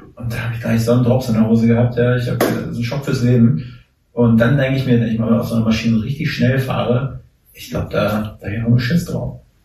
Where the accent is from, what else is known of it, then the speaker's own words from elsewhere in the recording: Mecklenburg-Vorpommern, Germany; Erik und ich aus MacPom sind, da ist das Ohr mal sehr empfindlich dafür